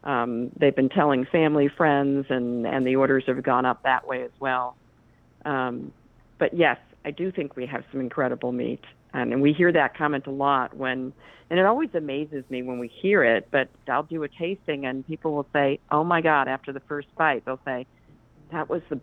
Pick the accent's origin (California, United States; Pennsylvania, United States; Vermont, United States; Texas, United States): Vermont, United States; Springfield; moved away as an adult; also born or lived in Chicago; Well, I'm from Vermont. I went to high school 2 miles down the road from this farm. So I'm a Springfield, Vermont girl